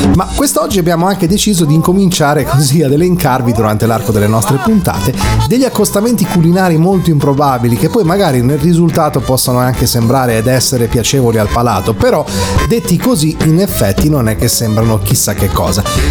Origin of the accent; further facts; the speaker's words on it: Emilia-Romagna, Italy; also born or lived in Cesena; io sono romagnolo, quindi vivo vivo in Emilia Romagna, eh, a Cesena nel, nello specifico